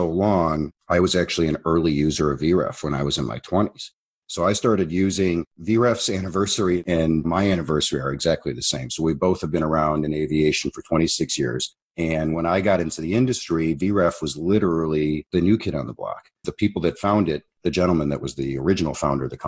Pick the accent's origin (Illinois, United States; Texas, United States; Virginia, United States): Illinois, United States; Chicago; I was born in Chicago, Illinois